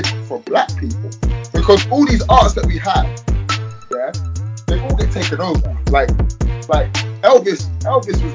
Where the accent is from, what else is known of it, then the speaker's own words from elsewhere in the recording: London, United Kingdom; I'm from London.